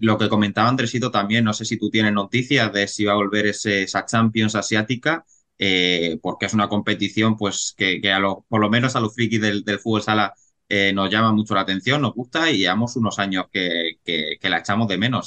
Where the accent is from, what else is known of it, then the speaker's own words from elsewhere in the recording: Cartagena, Region of Murcia, Spain; yo que soy de Cartagena